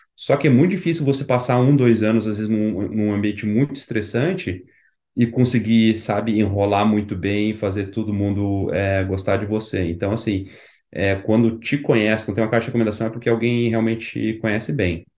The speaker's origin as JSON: {"language": "Portuguese", "town": "Curitiba", "region": "Paraná", "country": "Brazil", "moved": "as an adult", "lives_now": "College Station, United States", "said": "eu sou de Curitiba"}